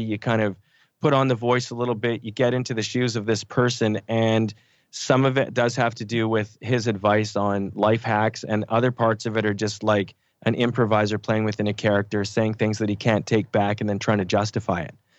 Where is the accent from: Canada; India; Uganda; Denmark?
Canada; we grew up in Canada